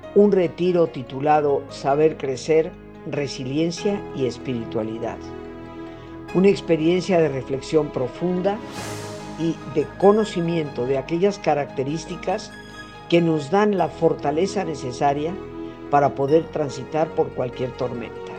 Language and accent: Spanish; Mexico; yo nací en México, soy hija de yucateco y de madre nicaragüense